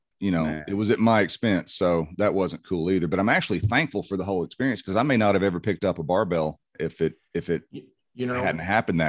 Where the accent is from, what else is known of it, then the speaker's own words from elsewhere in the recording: Tennessee, United States; accent: Tennessee; And I actually wound up kind of getting rid of a large amount of my Tennessee accent in doing that when I was a kid.